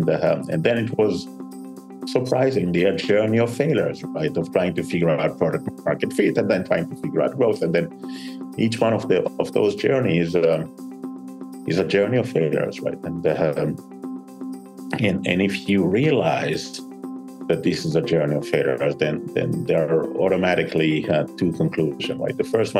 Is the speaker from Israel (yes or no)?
yes; Israel; English is a second language; And generic is Israel is in a tough neighborhood, right? And when you are in a tough neighborhood, you grew up tough.